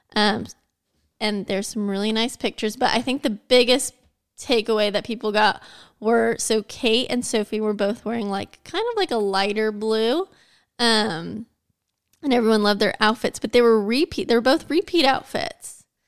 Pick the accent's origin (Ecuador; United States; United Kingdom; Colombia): United States; I'm American